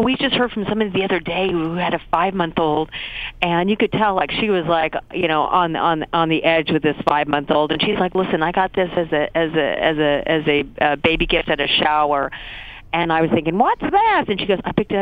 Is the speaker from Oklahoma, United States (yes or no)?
yes; Tulsa, Oklahoma, United States; moved away; I'm from Tulsa, Oklahoma